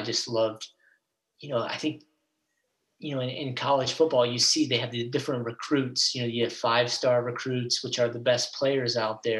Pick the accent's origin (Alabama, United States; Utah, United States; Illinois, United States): Illinois, United States; Moline; also born or lived in North Dakota; we ended up in Illinois, small town, Moline, Illinois, on the Mississippi River. And I grew up there for about 18 years